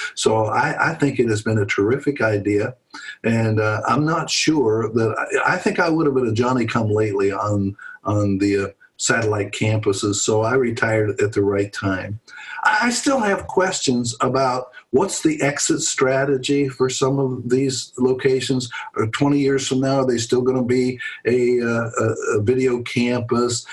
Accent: Pennsylvania, United States; moved away as an adult; now in Louisville, United States; I grew up in Pennsylvania.

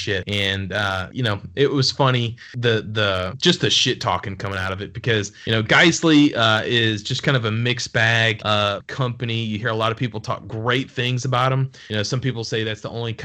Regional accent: Alabama, United States; I'm from Alabama

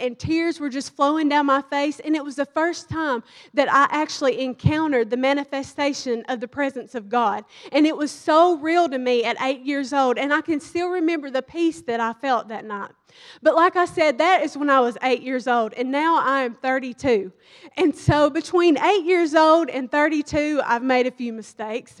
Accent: Kentucky, United States; moved away as an adult; now in Dallas, United States; I'm from Kentucky

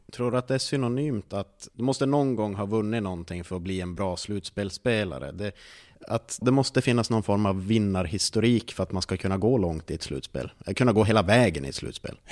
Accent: Norrland, Sweden; jag är ensam ur norrlänning

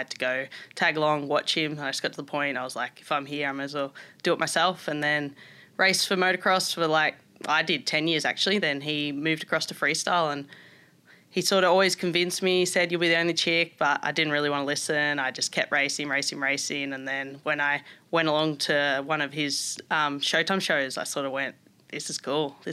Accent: Melbourne, Victoria, Australia; moved away as an adult; also born or lived in Germany; now in Gold Coast, Australia; I was growing up in Melbourne, very different to Gold Coast where I live now.

